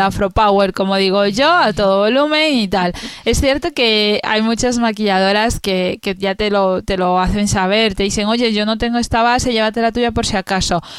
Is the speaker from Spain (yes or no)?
yes; Spain; soy española